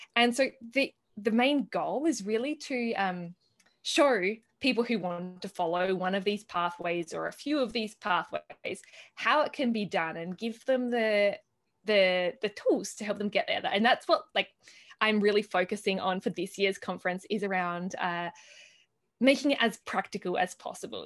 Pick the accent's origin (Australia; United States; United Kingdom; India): Australia; moved away as an adult; now in Italy; coming from Australia, where, at least where I grew up in Australia, it's very dry and barren